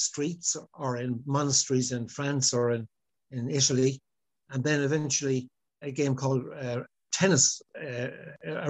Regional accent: Longford, County Longford, Ireland; moved away as an adult; also born or lived in Galway; now in Sligo, Ireland; I grew up in Longford and one of eight children

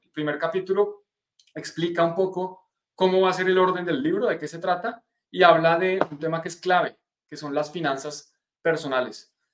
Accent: Colombia; de Colombia, para los que estén en, en mi país

